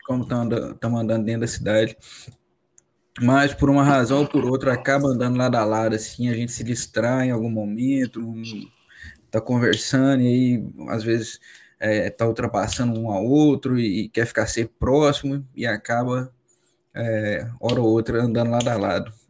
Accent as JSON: {"language": "Portuguese", "region": "Minas Gerais", "country": "Brazil", "moved": "yes", "said": "eu sou de Minas, né? morava no interior de Minas."}